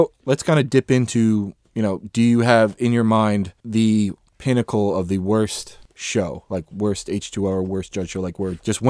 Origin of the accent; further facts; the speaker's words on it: Trenton, New Jersey, United States; my hometown of Trent, New Jersey